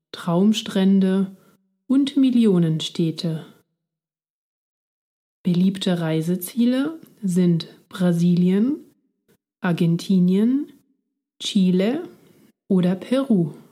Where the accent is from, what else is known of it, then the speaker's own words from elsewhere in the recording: Basel, Basel-Stadt, Switzerland; now in Berlin, Germany; Ich komme aus der Schweiz, aus der Stadt Basel. Jetzt lebe ich in Deutschland, in Berlin.